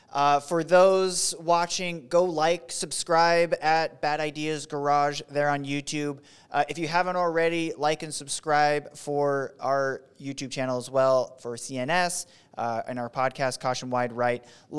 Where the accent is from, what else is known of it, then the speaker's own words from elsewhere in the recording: Fort Benning, Georgia, United States; born there; I was born in Fort Benning.